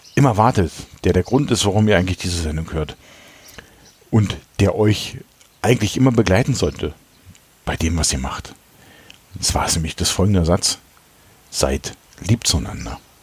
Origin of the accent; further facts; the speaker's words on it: Berlin, Germany; ich komme ja aus dem Osten Berlins